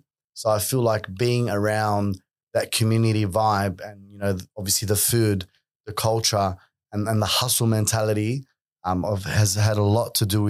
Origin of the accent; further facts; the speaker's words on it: Sydney, New South Wales, Australia; growing up in Western Sydney at that time, You know, I went to an all Lebanese school.